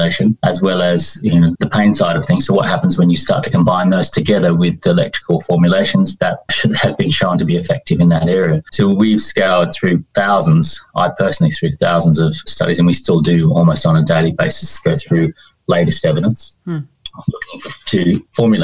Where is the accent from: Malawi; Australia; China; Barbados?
Australia; Sydney, New South Wales; accent: Australian; moved away as an adult; also born or lived in Winchester, United Kingdom; now in United Kingdom; I grew up in Sydney